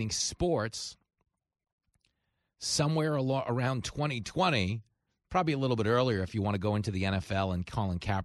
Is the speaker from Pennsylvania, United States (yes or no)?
no; Levittown, New York, United States; I grew up in Levittown. It was the biggest post-World War II settlement for American GIs returning home from the war